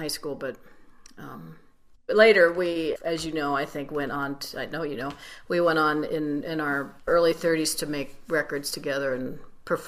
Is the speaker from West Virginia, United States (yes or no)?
yes; Wheeling, West Virginia, United States; I grew up in Wheeling, West Virginia, and WWVA was the radio station there.